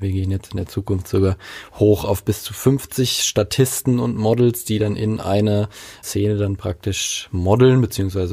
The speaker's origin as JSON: {"language": "German", "town": "Mainz", "region": "Rhineland-Palatinate", "country": "Germany", "tie": "born or raised there", "said": "ich komme aus Mainz, genauer gesagt aus Laubenheim"}